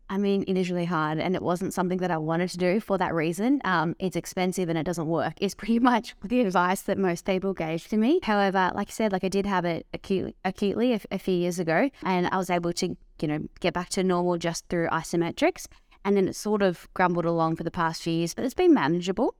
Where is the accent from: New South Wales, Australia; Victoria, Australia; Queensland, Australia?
Victoria, Australia; Dandenong Ranges; I grew up in the Dandenong Ranges